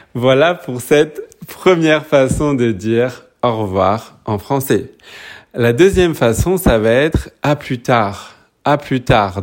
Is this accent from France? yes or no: yes; Paris, Île-de-France, France; now in New Zealand; je suis français, je suis né à Paris, mais j'habite en ce moment en Nouvelle-Zélande